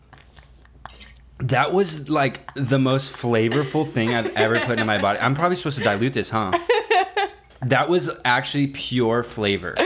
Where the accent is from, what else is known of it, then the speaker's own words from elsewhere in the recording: United Kingdom; I'm British